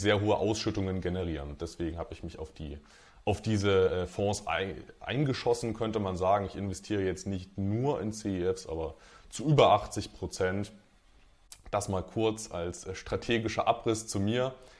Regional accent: Dresden, Saxony, Germany; moved away as an adult; now in Magdeburg, Germany; Ich bin ähm, ja, aufgewachsen in Dresden, wohne mittlerweile in Magdeburg

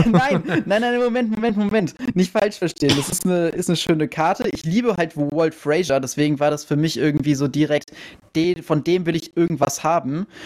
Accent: Wiesbaden, Hesse, Germany; ich komme ja aus Wiesbaden

